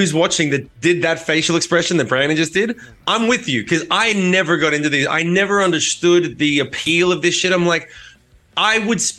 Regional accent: Australia; So this shows my ignorance as being an Australian.

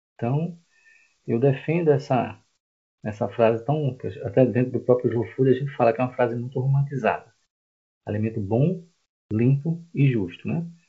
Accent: Recife, Pernambuco, Brazil; moved away as an adult; now in João Pessoa, Brazil; eu não sou daqui, tá? Eu sou de Recife, estou aqui há 12 anos

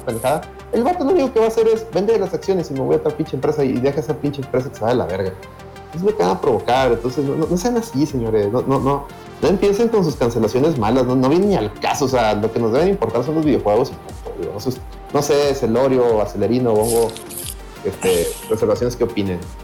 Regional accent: Mexico; Somos de México, la mayoría de Monterrey

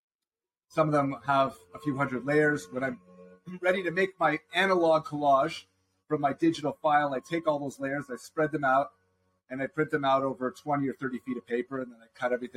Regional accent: Toronto, Ontario, Canada; moved away as an adult; now in Southern California, United States; I'm originally from Toronto, Ontario, Canada. We moved here about 4 years ago

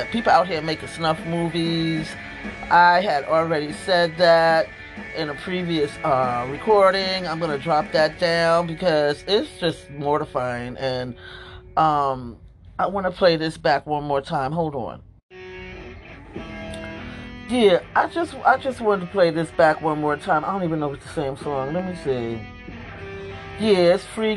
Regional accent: United States; now in Pennsylvania, United States; I'm an American

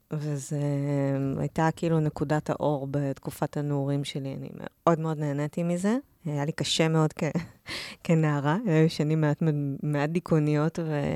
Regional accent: Or Yehuda, Tel Aviv District, Israel; moved away as an adult; now in Tel Aviv, Israel; גדלתי באור יהודה, לא רחוק מתל אביב

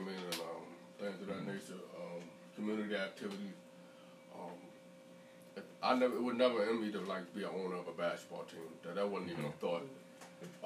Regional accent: Yeadon, Pennsylvania, United States; growing up in Yade, 13, 14 years old

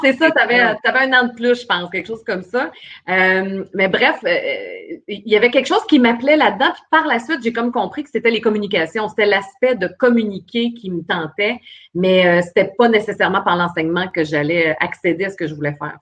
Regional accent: Port-Cartier, Quebec, Canada; moved away; je suis une fille de la Côte-Nord

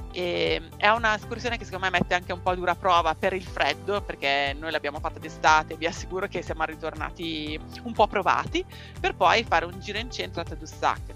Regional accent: Seregno, Lombardy, Italy; Io sono di Seregno, in Brianza, a pochi chilometri da Monza, Milano e Lecco

